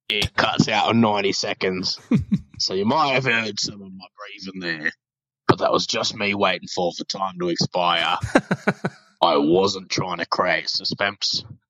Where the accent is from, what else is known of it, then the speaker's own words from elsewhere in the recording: London, United Kingdom; I'm from London, and I have a question for you and your listeners.